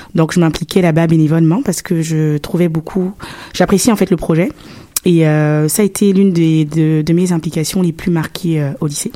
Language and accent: French; Libreville, Estuaire, Gabon; also born or lived in Canada (born) / Oyem, Woleu-Ntem; now in Montreal, Canada; j'ai vécu à Libreville, au Gabon. Donc, euh, c'est la capitale du Gabon